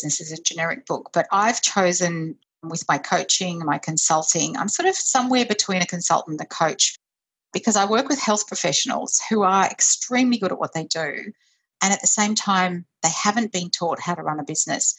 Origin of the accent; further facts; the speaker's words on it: Brisbane, Queensland, Australia; now in Sydney, Australia; I grew up in Brisbane